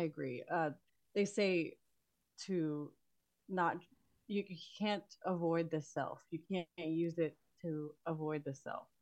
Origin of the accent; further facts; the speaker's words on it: Texas, United States; also born or lived in Queens, New York / Florida; and then we moved to Texas, and I grew up here.